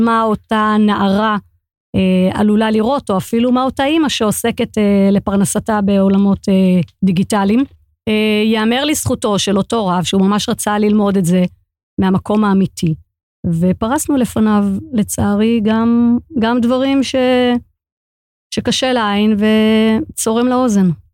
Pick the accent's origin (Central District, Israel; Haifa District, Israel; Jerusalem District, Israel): Jerusalem District, Israel; Jerusalem; born or raised there